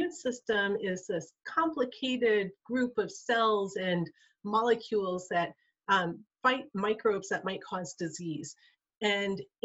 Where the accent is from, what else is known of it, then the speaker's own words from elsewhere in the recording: Kotzebue, Alaska, United States; I'm from Kotzebue, Alaska